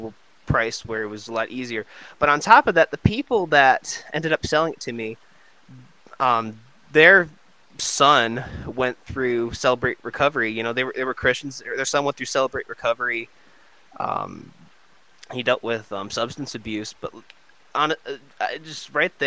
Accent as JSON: {"language": "English", "region": "Michigan", "country": "United States", "said": "I'm from Michigan too."}